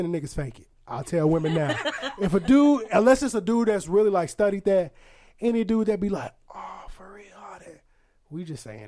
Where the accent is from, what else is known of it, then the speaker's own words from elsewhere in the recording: Aurora, Illinois, United States; moved away as an adult; now in St. Louis, United States; I'm from Aurora, Illinois, which is by Chicago